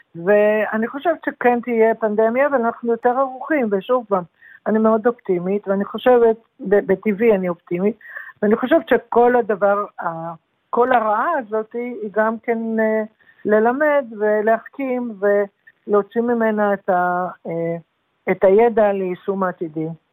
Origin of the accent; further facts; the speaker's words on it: Yehud, Central District, Israel; also born or lived in Jerusalem; גדלתי, נולדתי בירושלים אבל גדלתי ביישוב קטן שנקרא יהוד